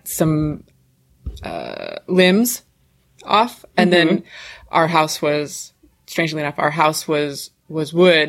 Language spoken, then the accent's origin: English; Washington, United States; now in Los Angeles, United States; I was born and raised up in Washington State, up in the Eastern Cascade Mountains.